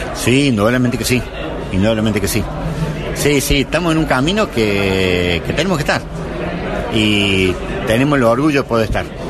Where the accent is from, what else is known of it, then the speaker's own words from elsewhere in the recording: Córdoba, Argentina; como representante cordobés